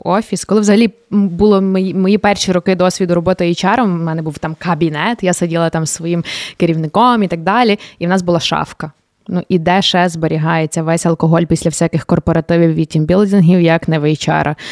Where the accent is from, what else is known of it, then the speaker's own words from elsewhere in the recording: Sykhiv, Lviv Oblast, Ukraine; я виросла на Сихові